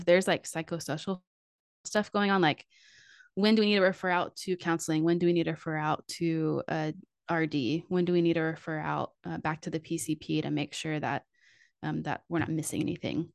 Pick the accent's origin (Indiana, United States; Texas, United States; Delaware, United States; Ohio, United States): Texas, United States; Fort Worth; I grew up in Fort Worth, Texas